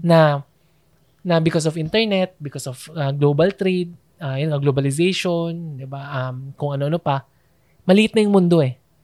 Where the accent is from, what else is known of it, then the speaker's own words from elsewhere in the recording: Philippines; Dito ako sa Pilipinas. Uh, sa Pilipinas ako lumaki